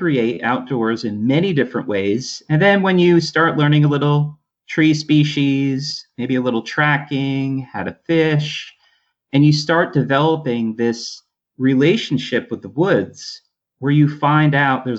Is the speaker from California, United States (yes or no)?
no; Poughkeepsie, New York, United States; also born or lived in Adirondack Mountains, New York; I grew up in Poughkeepsie, New York.